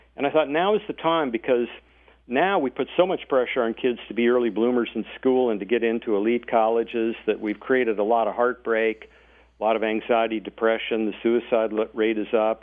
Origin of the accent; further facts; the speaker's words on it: North Dakota, United States; moved away as an adult; also born or lived in Silicon Valley, California; I was born and raised in North Dakota